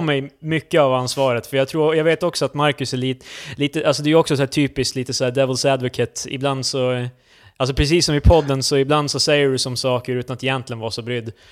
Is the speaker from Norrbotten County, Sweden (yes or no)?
yes; Luleå, Norrbotten County, Sweden; now in Stockholm, Sweden; Du och jag är ju från Luleå.